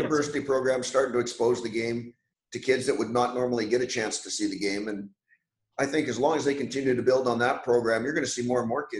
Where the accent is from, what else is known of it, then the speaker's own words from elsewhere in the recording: Canada; I was lucky enough growing up in Canada